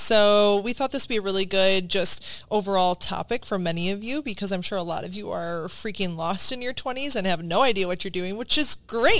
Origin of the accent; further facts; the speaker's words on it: Wisconsin, United States; moved away as an adult; now in Virginia, United States; growing up in Wisconsin my whole life, and then coming to Virginia.